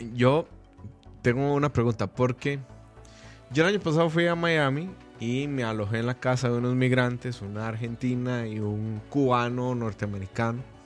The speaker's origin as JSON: {"language": "Spanish", "country": "Costa Rica", "said": "solo porque éramos ticos"}